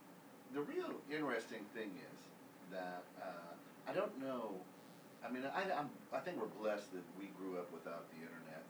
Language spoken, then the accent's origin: English; Iowa, United States; from back in the 80s, growing up in Iowa